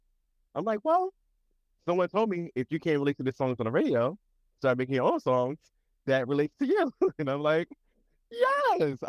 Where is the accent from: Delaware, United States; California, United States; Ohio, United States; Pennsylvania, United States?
Pennsylvania, United States; Chester; also born or lived in Philadelphia; I'm actually from this small city called Chester, which is 20 minutes outside of Philadelphia.